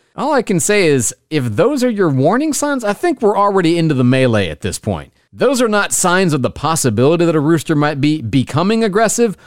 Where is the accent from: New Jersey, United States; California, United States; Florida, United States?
Florida, United States; Florida, my home state